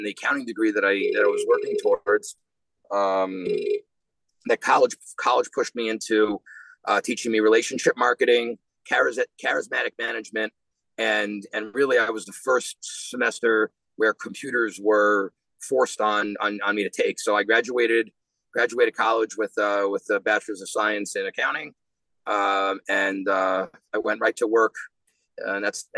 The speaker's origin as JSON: {"language": "English", "town": "New York City", "region": "New York", "country": "United States", "tie": "born or raised there", "also_born_or_lived": "South Bend, Indiana", "moved": "as an adult", "lives_now": "Florida, United States", "said": "I'm born and raised in Queens, New York"}